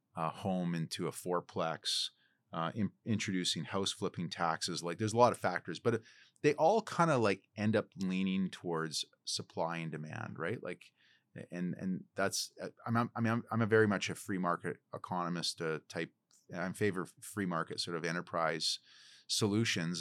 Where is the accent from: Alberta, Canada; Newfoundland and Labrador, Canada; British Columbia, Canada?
British Columbia, Canada; Port Alberni; now in Vancouver, Canada; my hometown of Port Alberni